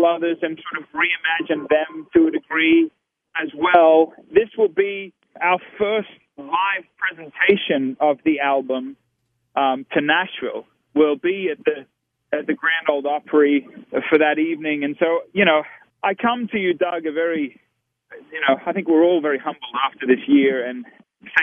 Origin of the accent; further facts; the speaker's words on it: Australia; now in United States; as an Australian-American